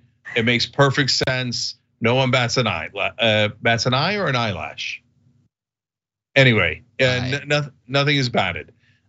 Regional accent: Detroit, Michigan, United States; But I'm from Detroit, so I have to wear this instead.

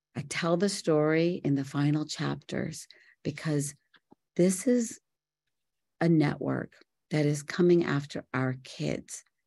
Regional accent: Mumbai, Maharashtra, India; moved away; also born or lived in Morgantown, West Virginia; I was born in Bombay, India, to beautiful parents

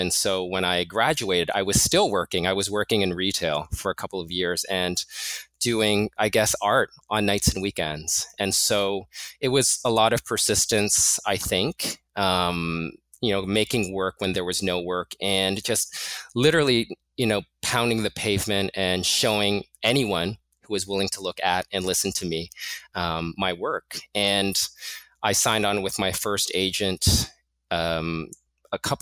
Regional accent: Toronto, Ontario, Canada; moved away as an adult; also born or lived in Mozambique / Portugal; now in New York City, United States; we moved to Toronto and I lived there until 2005. So I studied there, I went to school there, studied art there

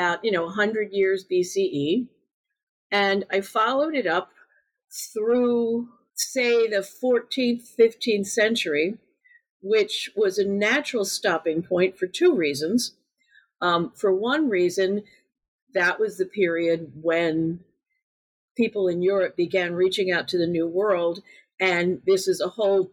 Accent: United States; being an American

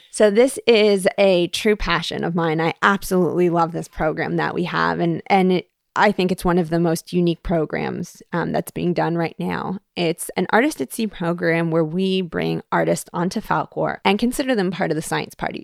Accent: Toronto, Ontario, Canada; moved away as an adult; now in Hawaii, United States; growing up in Toronto.

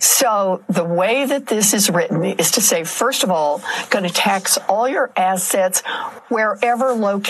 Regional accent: Oklahoma, United States; moved away; I grew up in Oklahoma.

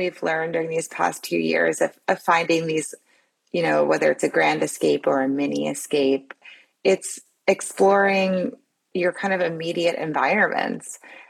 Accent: New Orleans, Louisiana, United States; I'm from New Orleans, a place that is just so rich in personality and culture and food and joy and dancing.

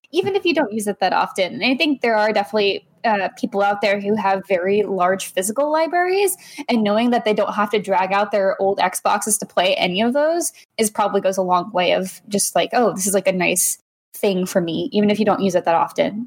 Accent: Texas, United States; I grew up in Texas

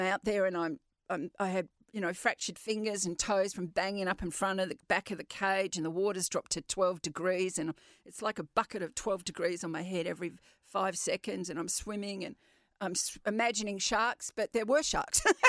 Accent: Western Australia, Australia; I'm very proud of being West Australian

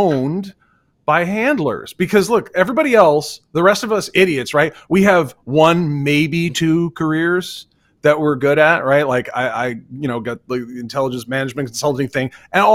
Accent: Vermont, United States; I'm from Vermont

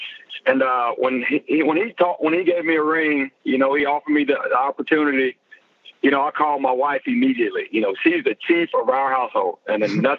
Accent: Memphis, Tennessee, United States; Well, you know, I'm originally from Memphis, Tennessee. At least that's where I played high school football. I moved around a good bit when I was younger

